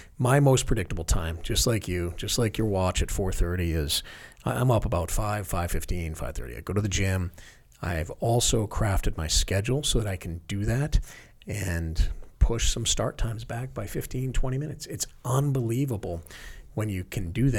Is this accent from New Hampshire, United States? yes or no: yes; Barrington, New Hampshire, United States; moved away; also born or lived in Newport, Rhode Island; growing up in New Hampshire